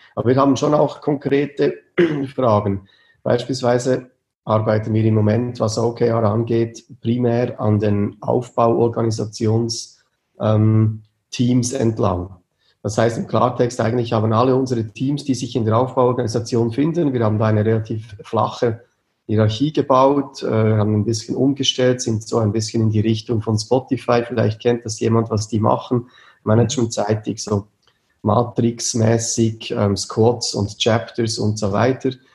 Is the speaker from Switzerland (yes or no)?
yes; near Bern, Switzerland; Wir kommen aus der Nähe von Bern